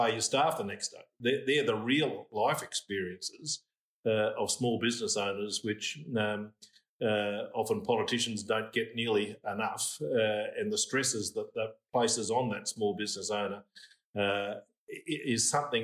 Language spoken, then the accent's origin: English; Moss Vale, New South Wales, Australia; I grew up in Mossvale, went to Chevalier College at Barrel to school